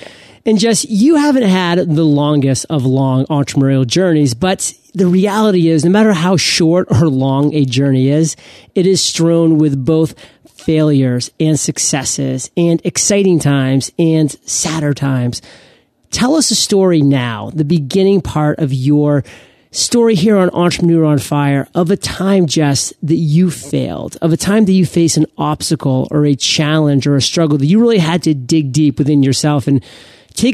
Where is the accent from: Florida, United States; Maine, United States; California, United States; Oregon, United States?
Maine, United States; I was about to go on stage in front of 400 people in my home state in Maine. And that freaked me out. I was almost representing Maine in that conference because I was the only native Maine speaker.